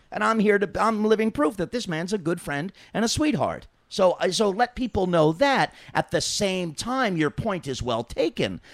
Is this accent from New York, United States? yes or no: yes; New York, United States; I grew up in New York